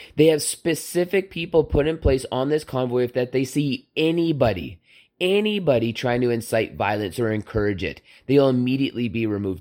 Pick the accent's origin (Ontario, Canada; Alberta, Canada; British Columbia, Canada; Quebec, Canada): Alberta, Canada; Southern; I ate at many Hutterick colonies growing up in Southern Alberta